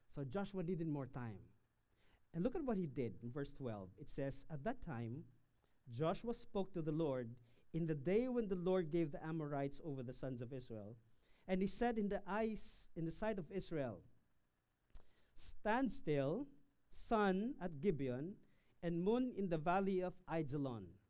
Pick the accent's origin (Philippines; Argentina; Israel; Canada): Philippines; Quezon; from my hometown in Quezon Province